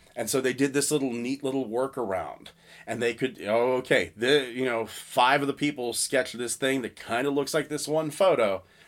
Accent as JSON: {"language": "English", "town": "Salisbury", "region": "Pennsylvania", "country": "United States", "tie": "born or raised there", "said": "I'm from Pennsylvania. My family's always lived in Pennsylvania"}